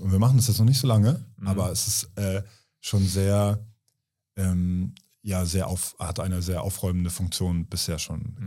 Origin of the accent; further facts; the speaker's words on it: Kiel, Schleswig-Holstein, Germany; in Kiel, in meiner Heimatstadt